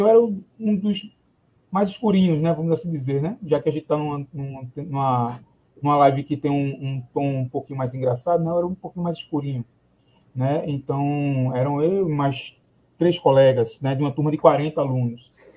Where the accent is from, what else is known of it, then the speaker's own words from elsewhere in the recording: Palmares, Pernambuco, Brazil; eu sou de Palmares